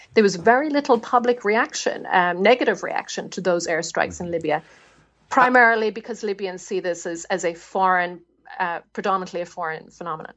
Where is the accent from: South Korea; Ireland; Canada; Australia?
Ireland; moved away as an adult; also born or lived in Belfast; growing up in the Republic